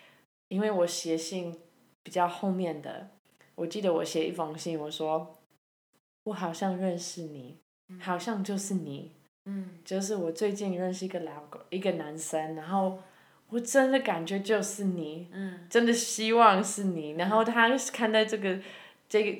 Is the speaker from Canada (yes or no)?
yes; Canada; now in Taiwan; 因为我是加拿大人，